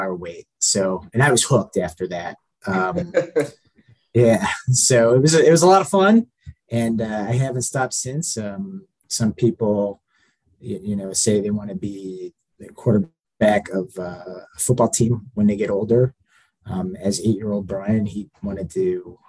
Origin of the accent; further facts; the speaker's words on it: Cleveland, Ohio, United States; now in Cincinnati, United States; I am originally from Cleveland, Ohio